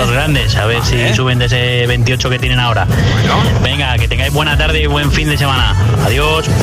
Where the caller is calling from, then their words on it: Madrid, Community of Madrid, Spain; Hola Josué … de Madrid.